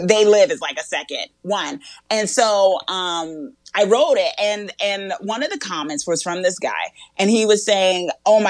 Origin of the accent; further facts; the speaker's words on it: Newark, New Jersey, United States; I was born and raised in Newark, New Jersey.